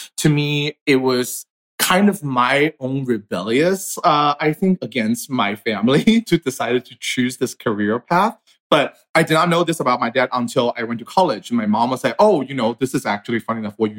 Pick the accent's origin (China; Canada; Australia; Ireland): China; now in United States; I was born and raised in China. I moved to the States